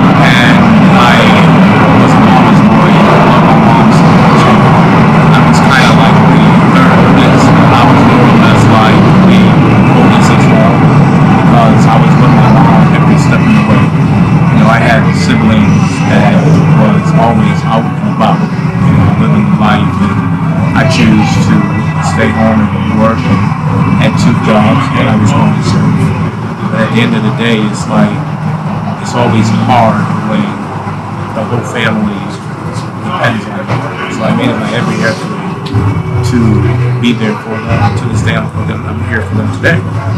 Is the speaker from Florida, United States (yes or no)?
no; Boston, Massachusetts, United States; Okay, so I grew up in the projects, which is Columbia Point Projects, and I have a family.